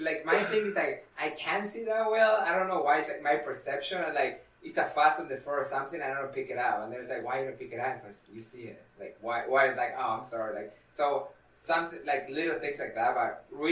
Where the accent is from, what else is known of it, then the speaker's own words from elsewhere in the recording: Argentina; now in United States; I'm originally from Argentina